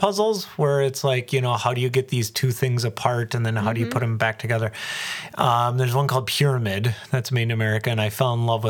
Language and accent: English; Cedarburg, Wisconsin, United States; I was born and raised here.